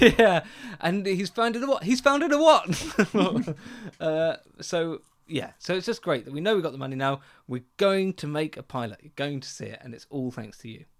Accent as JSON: {"language": "English", "area": "Essex", "region": "East of England", "country": "United Kingdom", "tie": "born or raised there", "said": "growing up in Essex"}